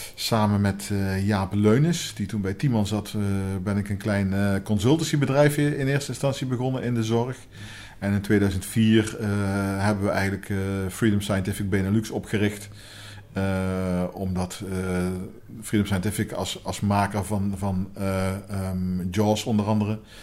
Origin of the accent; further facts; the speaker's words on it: Helmond, North Brabant, Netherlands; In uh, Helmond. Een geboren en getogen